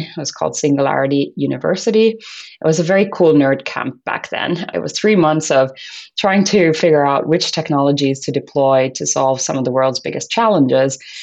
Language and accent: English; Finland; I was born and brought up in Finland